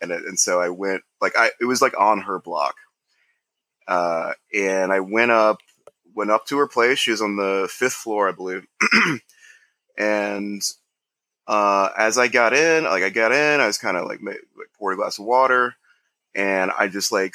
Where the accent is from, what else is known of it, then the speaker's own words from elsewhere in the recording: Ohio, United States; moved away as an adult; now in New York City, United States; I'm from Ohio